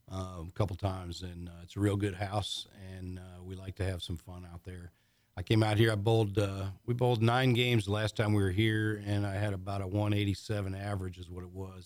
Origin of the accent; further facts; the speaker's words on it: Michigan, United States; moved away; I grew up in Michigan, actually.